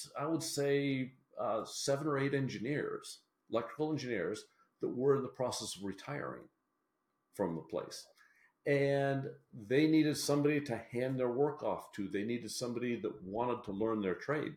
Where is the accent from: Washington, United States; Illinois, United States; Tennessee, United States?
Washington, United States; moved away as an adult; now in West Virginia, United States; Well, I actually came from Washington State, where I grew up in the Pacific Northwest, you know, backpacking, hiking out there.